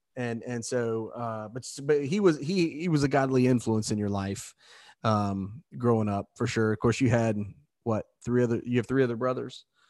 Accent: Southeast Indiana, United States; we grew up in Southeast Indiana

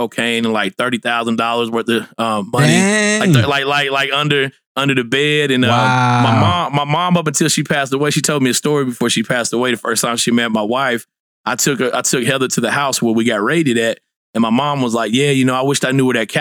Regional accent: Fort Smith, Arkansas, United States; I'm from Fort Smith, Arkansas, originally

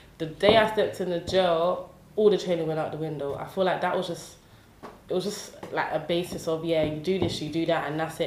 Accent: London, United Kingdom; I'm originally from Newham. I grew up in Beckton

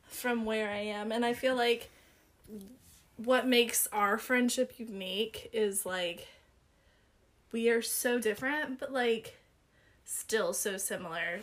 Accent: Nelson County, Virginia, United States; moved away as an adult; also born or lived in Amherst County, Virginia; I am proud that I came from Nelson County. Yes, I live in Amherst County

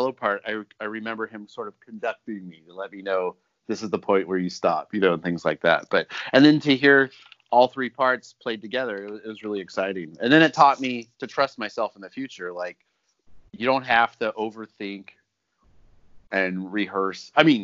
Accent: Riverside, California, United States; We grew up in Riverside, which is sort of in the middle of nowhere. It's an hour away from everything cool.

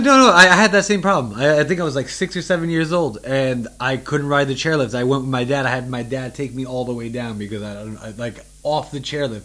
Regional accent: New York City, New York, United States; now in China; I'm from the city and like Queens

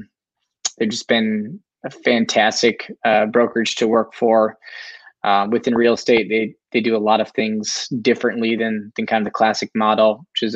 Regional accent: Sheboygan, Wisconsin, United States; moved away as an adult; now in Minnesota, United States; I'm from Sheboygan, Wisconsin

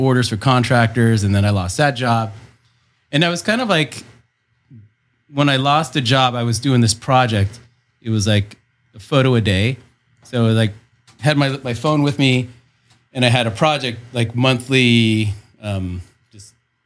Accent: San Diego, California, United States; also born or lived in San Francisco / Ventura; born and raised in San Diego

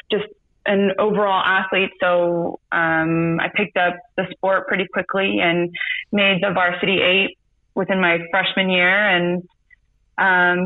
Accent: San Diego, California, United States; now in Sacramento, United States; I'm originally from San Diego. I guess I would call this my hometown.

